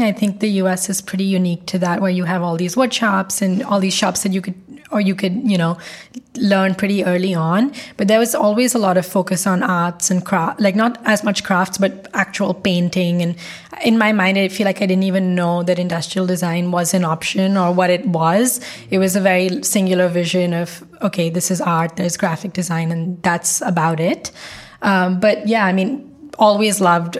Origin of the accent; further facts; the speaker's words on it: New Delhi, Delhi, India; moved away as an adult; now in New York, United States; we both grew up in India, in New Delhi, and we met here in New York at college